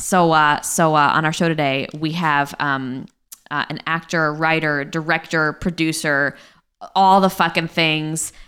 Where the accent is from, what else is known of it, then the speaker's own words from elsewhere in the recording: Guilford, Connecticut, United States; I grew up in Guildford, Connecticut.